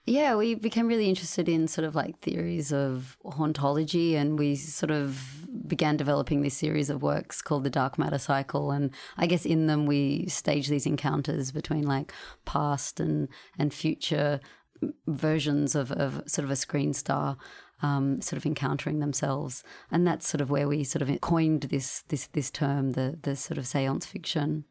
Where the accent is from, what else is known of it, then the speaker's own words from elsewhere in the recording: Sydney, New South Wales, Australia; We grew up in Sydney